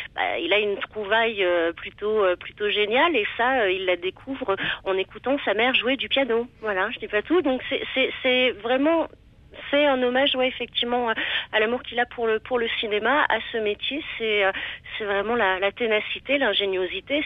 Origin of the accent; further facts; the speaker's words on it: Limousin, Nouvelle-Aquitaine, France; j'ai grandi dans le Limousin